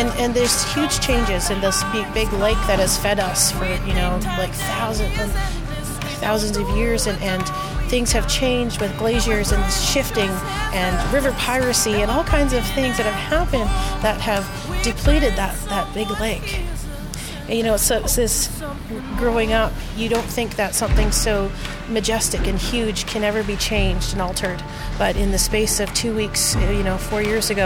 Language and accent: English; Yukon, Canada; I am from the Yukon Territory